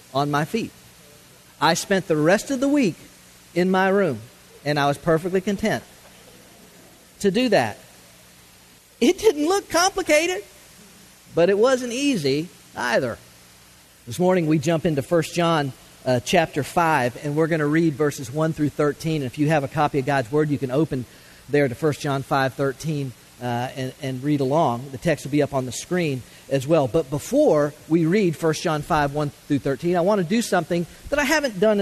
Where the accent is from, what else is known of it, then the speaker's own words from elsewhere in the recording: Florida, United States; I grew up water skiing in Florida